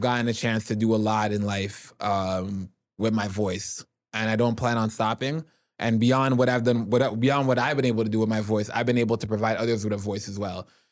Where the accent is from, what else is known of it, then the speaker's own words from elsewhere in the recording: Toronto, Ontario, Canada; Growing up in Jane and Finch, my mom kept me locked in the house